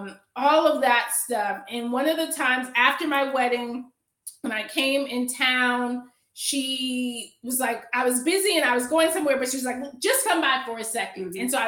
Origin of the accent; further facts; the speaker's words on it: Atlanta, Georgia, United States; now in Durham, United States; I live in Durham now, but I'm from Atlanta.